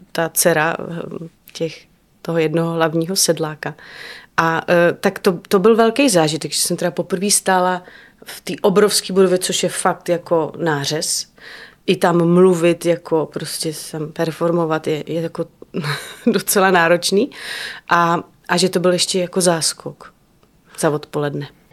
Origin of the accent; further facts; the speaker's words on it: Liberec, Liberec Region, Czechia; now in Prague, Czechia; jsem to měla třeba já v dětství, že jsem v Liberci prostě znala eh, každou chodbičku